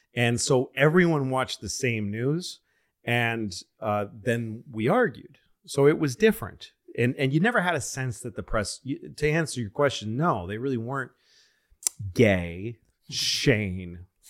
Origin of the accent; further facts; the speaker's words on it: Boston, Massachusetts, United States; moved away; also born or lived in New York; I'm a Boston guy